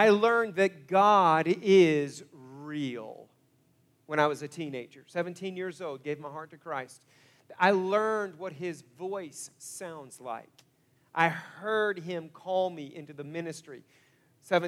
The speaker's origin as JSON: {"language": "English", "town": "Broken Arrow", "region": "Oklahoma", "country": "United States", "tie": "born or raised there", "also_born_or_lived": "Coweta, Oklahoma / Topeka, Kansas", "said": "I grew up in Broken Arrow"}